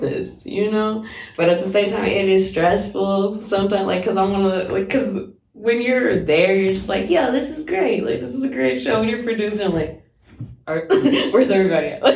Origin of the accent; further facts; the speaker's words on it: Oklahoma, United States; now in Washington, United States; I'm not from Washington. I'm from Oklahoma